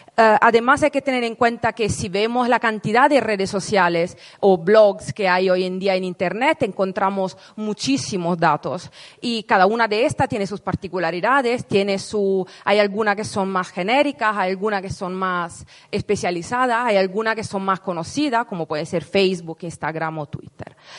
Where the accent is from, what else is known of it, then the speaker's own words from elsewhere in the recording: Italy; Spanish is a second language; moved away as an adult; now in Madrid, Spain; yo soy italiana, me mudé hace 10 años aquí en Madrid para estudiar un máster en investigación.